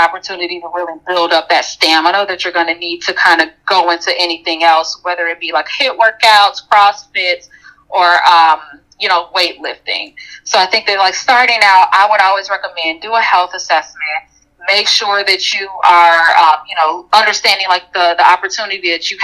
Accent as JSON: {"language": "English", "town": "Chicago", "region": "Illinois", "country": "United States", "said": "I'm a Chicagoan"}